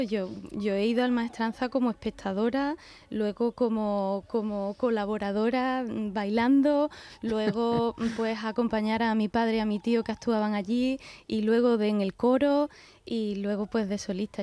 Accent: Seville, Andalusia, Spain; Sevilla, que es mi tierra

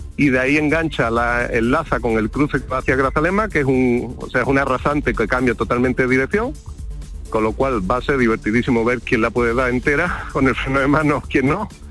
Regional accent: Benamahoma, Andalusia, Spain; moved away as an adult; also born or lived in Córdoba; now in Seville, Spain; yo soy de Benamahoma, nací allí estuve hasta el año 2001, perdón, que me fui a estudiar a Córdoba

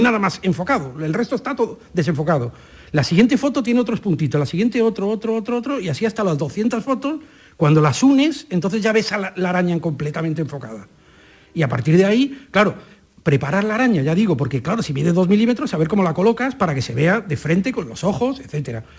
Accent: Madrid, Community of Madrid, Spain; moved away as an adult; also born or lived in Almáchar, Málaga; nací en Madrid

